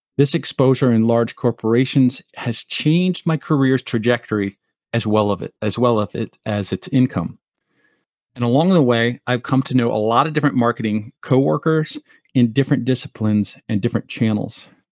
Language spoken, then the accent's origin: English; Montclair, New Jersey, United States; moved away as an adult; also born or lived in Colorado; Northern New Jersey where I grew up in Montclair